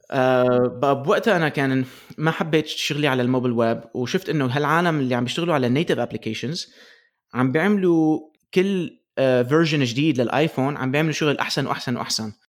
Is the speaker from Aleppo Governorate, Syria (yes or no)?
yes; Aleppo, Aleppo Governorate, Syria; also born or lived in Michigan, United States; now in United States; اصلي من حلب بسوريا بعدين آه، آه، جينا لامريكا ب 2003